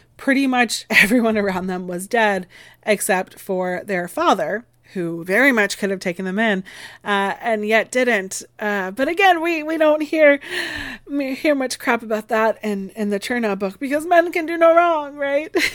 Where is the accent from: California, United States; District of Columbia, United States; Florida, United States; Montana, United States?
Florida, United States; my home state, that festering hell that is Florida